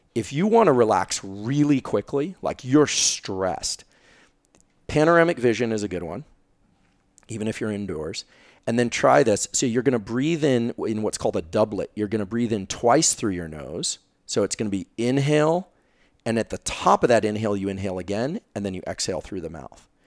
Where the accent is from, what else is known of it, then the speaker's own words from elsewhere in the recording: Silicon Valley, California, United States; I'm from Silicon Valley